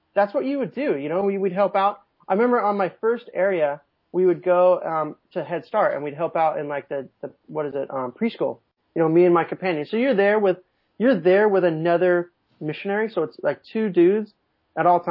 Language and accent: English; Southern California, United States; born or raised there; moved away as an adult; also born or lived in New Mexico